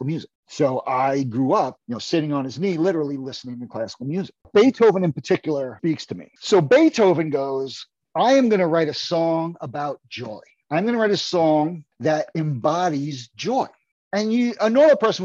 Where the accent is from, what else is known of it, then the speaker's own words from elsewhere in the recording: New York City, New York, United States; I grew up in Brooklyn, New York, in close proximity to both of all four of my grandparents